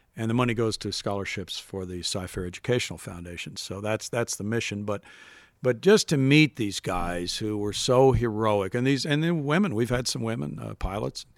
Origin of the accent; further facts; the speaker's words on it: Missouri, United States; I would listen to radio every night to the Cardinals growing up in Missouri